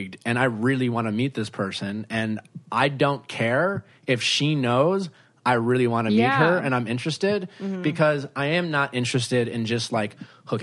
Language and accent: English; Wisconsin, United States; moved away; You're in my state that I grew up